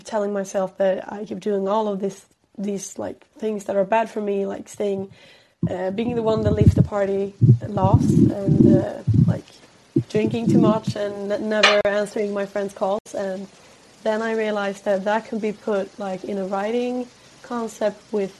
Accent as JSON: {"language": "English", "country": "Sweden", "accent": "Swedish", "second_language": "English", "said": "I feel like my Swedish accent is coming out a lot."}